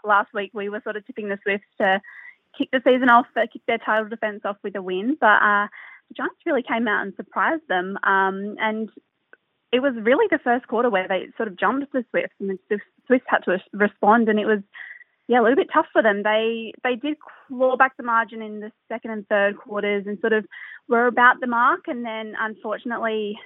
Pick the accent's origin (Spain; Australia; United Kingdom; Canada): Australia; Adelaide, South Australia; I'm from Adelaide